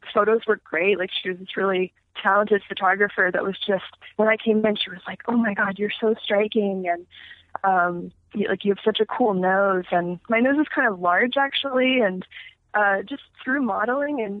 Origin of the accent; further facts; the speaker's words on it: Phoenix, Arizona, United States; I grew up in Phoenix